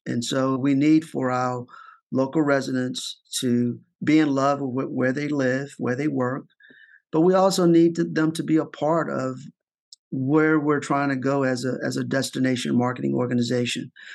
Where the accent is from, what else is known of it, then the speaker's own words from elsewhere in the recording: Richmond, Virginia, United States; moved away as an adult; now in Baltimore, United States; my hometown of Richmond, Virginia